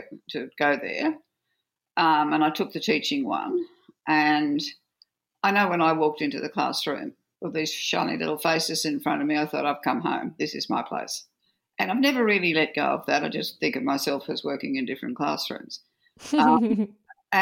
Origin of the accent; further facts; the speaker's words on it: Orange, New South Wales, Australia; also born or lived in Forbes, New South Wales; I was born in Orange and had the first 7 years of my life, but by this time we were in Forbes